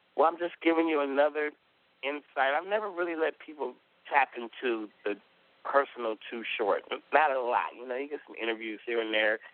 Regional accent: California, United States; I'm from California

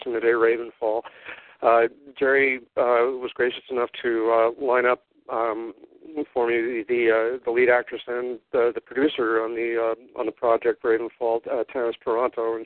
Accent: Montreal, Quebec, Canada; I'm from Montreal, so I yeah, with the accent on it

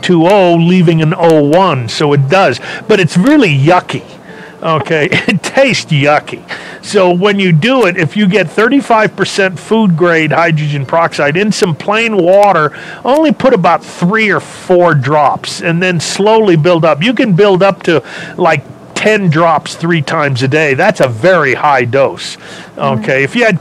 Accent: Los Angeles, California, United States; I was born and raised in California. L.A., a small little southern town in California, Los Angeles

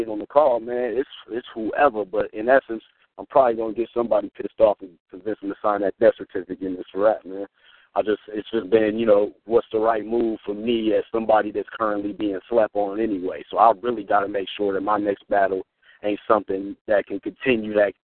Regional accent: Nebraska, United States; I'm from Nebraska.

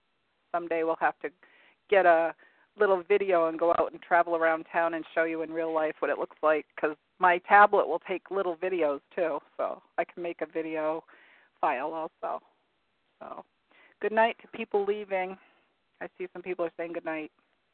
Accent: near Loring, Maine, United States; since I was a child growing up near Loring.

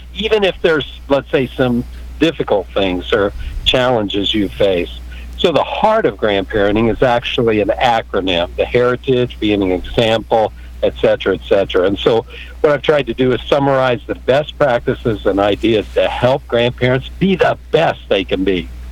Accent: Kansas, United States; also born or lived in California; I'm from Kansas

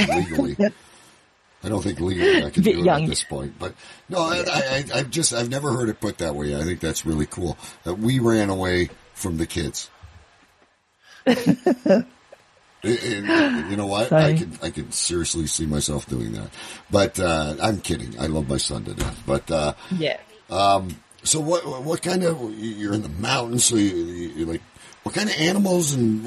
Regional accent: Canada; I'm from Canada

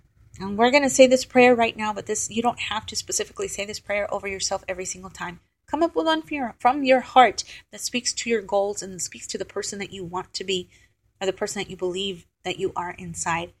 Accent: Texas, United States; I was from Texas

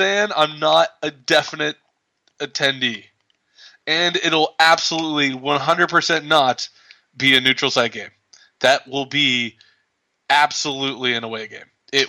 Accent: North Central West Virginia, United States; I'm from North Central West Virginia.

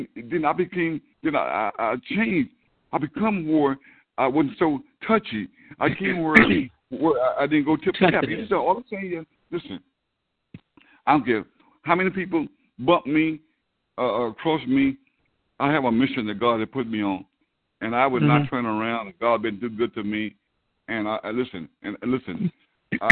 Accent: the South, United States; a young black man growing up in the South

